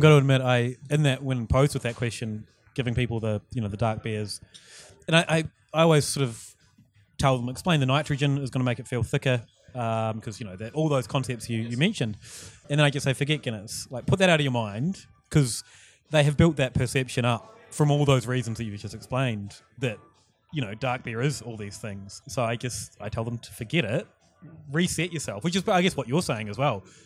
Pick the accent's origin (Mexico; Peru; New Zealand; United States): New Zealand; moved away; my, my pub back home in New Zealand